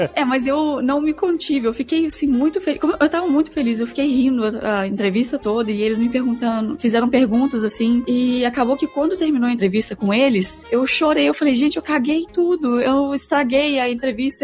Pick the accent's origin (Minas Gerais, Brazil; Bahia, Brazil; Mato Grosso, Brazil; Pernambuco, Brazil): Minas Gerais, Brazil; Belo Horizonte; moved away as an adult; also born or lived in Porto Alegre / Germany / United States; vim pra Porto Alegre, que eu sou de, de Belo Horizonte e vim morar aqui em Porto Porto Alegre